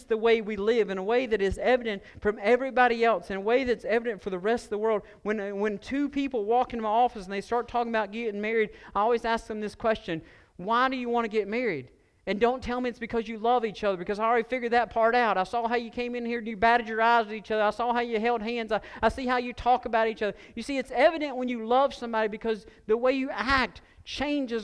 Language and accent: English; Stokes County, North Carolina, United States; I grew up in Stokes County, and all of us rode in pickup trucks